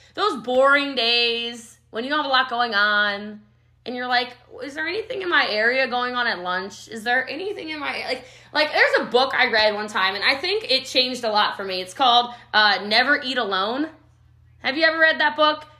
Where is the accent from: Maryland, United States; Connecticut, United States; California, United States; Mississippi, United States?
Maryland, United States; Frederick County; moved away as an adult; also born or lived in Rockville, Maryland; now in Frisco, Texas, United States; I'm from Maryland originally, Frederick County, Maryland